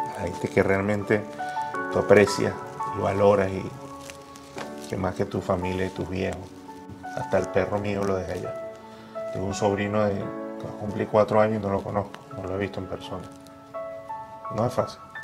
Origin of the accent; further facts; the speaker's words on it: Venezuela; moved away as an adult; todos los venezolanos que estamos regados a nivel mundial